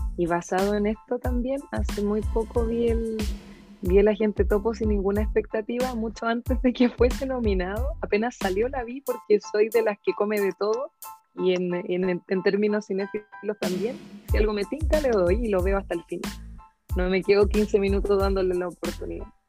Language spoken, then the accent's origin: Spanish; Puente Alto, Santiago Metropolitan Region, Chile; Yo crecí en San Carlos, en la Leyton